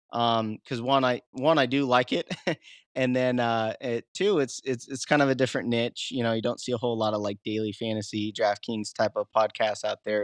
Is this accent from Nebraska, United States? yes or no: no; the Midwest, Iowa, United States; moved away as an adult; now in Catskill Mountains, New York, United States; I'm from the Midwest, but, uh, when I moved out east